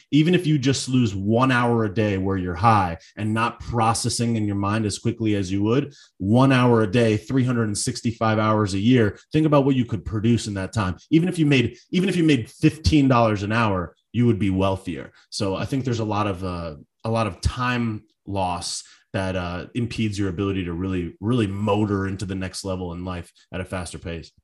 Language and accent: English; Connecticut, United States; now in South Florida, United States; I'm from Connecticut.